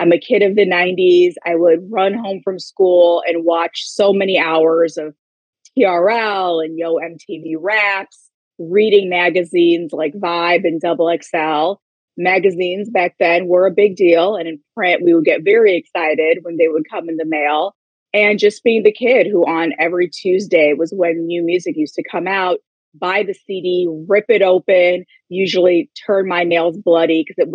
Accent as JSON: {"language": "English", "town": "Kalamazoo", "region": "Michigan", "country": "United States", "tie": "born or raised there", "said": "I grew up in Kalamazoo, Michigan"}